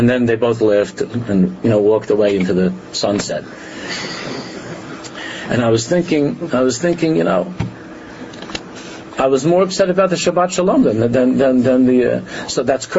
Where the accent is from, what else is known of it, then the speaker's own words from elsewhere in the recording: New York, United States; When we grew up in New York, I didn't go to a yeshiva